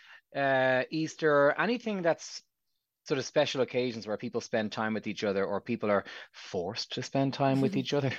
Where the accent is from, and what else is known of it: Ireland